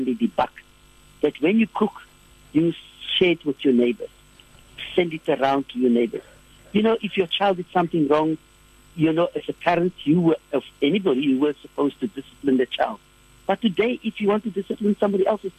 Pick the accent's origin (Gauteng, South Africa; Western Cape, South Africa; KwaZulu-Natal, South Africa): Western Cape, South Africa; Cape Town; I grew up in Bishop Lavers